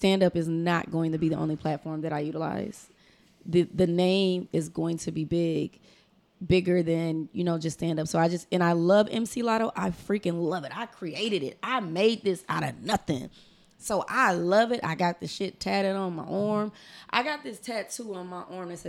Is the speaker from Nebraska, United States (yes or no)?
yes; Omaha, Nebraska, United States; now in Houston, United States; I'm from Omaha, Nebraska.